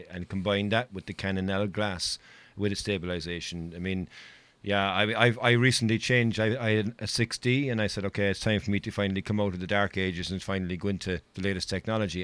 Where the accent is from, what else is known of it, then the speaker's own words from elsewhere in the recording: Ireland; I'm Irish and I'm proud of my country.